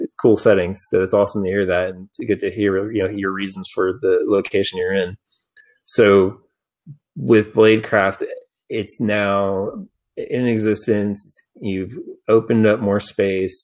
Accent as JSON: {"language": "English", "area": "Dallas-Fort Worth area", "region": "Texas", "country": "United States", "tie": "born or raised there", "said": "growing up in Dallas-Fort Worth area, you know, going to Deep Ellum back in the day for punk rock shows"}